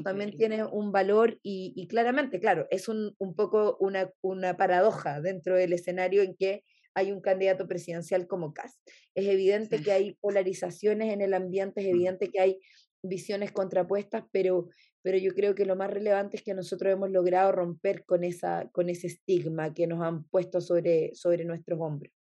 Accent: Chile

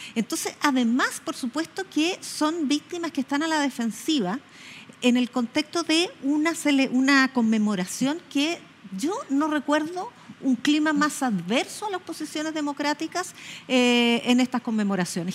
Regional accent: Chile; como chilenos y chilenas

